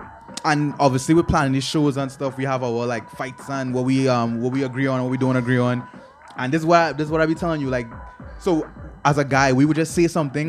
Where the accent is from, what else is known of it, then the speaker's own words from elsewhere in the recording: United States; growing up in the States